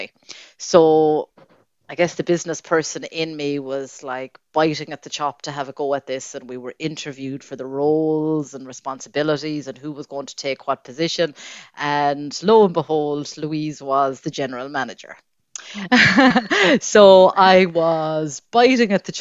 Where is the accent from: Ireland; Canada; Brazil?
Ireland; Claremorris, Connacht; I am very proud to say that I am from Claremorris, and wherever I go all over the world, I always meet Mayo people